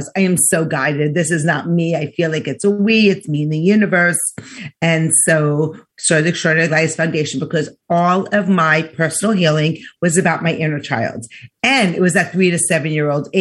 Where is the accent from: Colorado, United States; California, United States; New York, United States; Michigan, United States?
New York, United States; I'm from New York